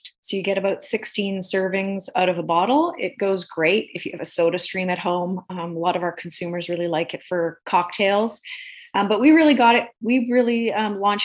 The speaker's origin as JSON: {"language": "English", "region": "Alberta", "country": "Canada", "tie": "born or raised there", "said": "I grew up in Alberta, and like any Alberta girl of my generation"}